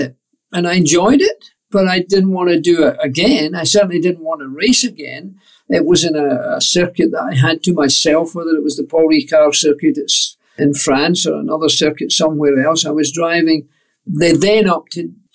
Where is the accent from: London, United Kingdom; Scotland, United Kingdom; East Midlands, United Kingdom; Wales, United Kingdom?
Scotland, United Kingdom; Scot; as a Scot